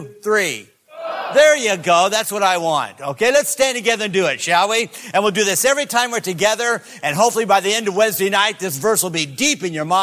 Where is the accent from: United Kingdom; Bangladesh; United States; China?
United States; Greenville, South Carolina; I'm from Greenville, South Carolina